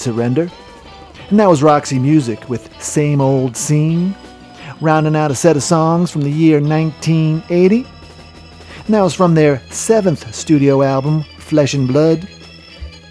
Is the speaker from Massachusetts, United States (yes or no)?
yes; Quincy, Massachusetts, United States; my hometown of Quincy, Massachusetts